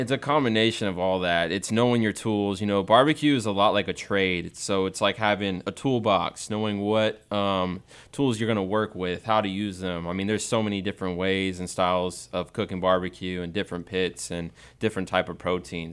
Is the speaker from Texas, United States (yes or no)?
yes; Texas, United States; growing up in Texas